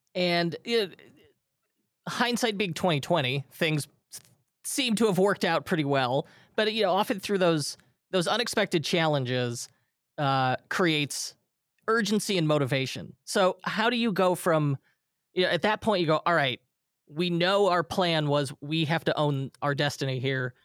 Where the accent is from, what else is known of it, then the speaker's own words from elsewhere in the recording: Illinois, United States; my home state of Illinois